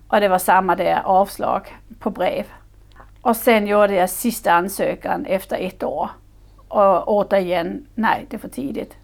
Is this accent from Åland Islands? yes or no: no; Denmark; Swedish is a second language; moved away as an adult; now in Sweden; Jag är företagare, jag är dansk